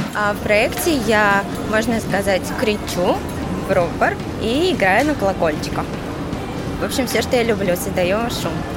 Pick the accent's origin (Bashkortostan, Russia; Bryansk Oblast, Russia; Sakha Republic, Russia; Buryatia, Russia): Bryansk Oblast, Russia; Bryansk; also born or lived in Kazan; now in Moscow, Russia; А, я из Брянска, 4 года жила в Казани и затем переехала в Москву